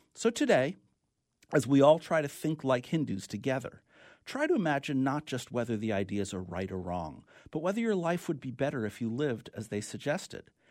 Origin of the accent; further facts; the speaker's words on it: New York, United States; accent: New York; my New York accent